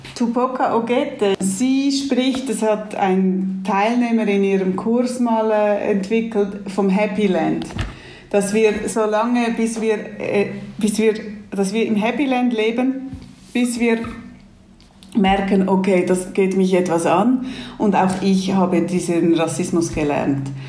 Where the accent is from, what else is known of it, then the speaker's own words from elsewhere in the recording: Switzerland; Ich bin hier in der Schweiz aufgewachsen